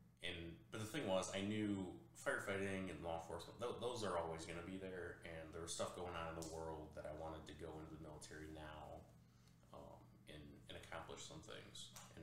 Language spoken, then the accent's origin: English; Big Rapids, Michigan, United States; moved away as an adult; It's in my hometown, Big Rapids.